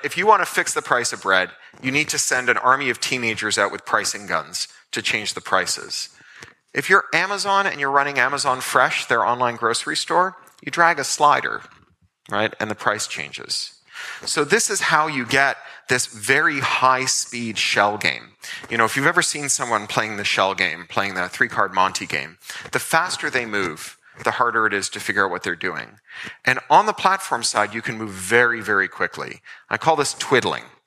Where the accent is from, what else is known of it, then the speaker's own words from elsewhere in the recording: Toronto, Ontario, Canada; when I was a kid growing up in Toronto